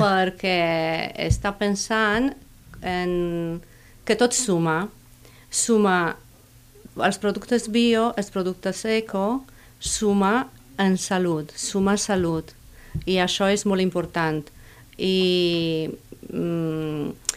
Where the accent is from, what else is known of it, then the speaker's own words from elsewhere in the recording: Romania; Catalan is a second language; moved away as an adult; also born or lived in Catalonia; now in Reus, Spain; Soc nouvinguda, soc d'origen romanès.